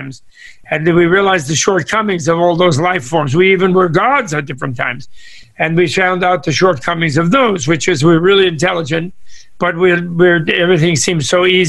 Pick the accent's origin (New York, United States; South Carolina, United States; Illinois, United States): New York, United States; I grew up in New York, not in California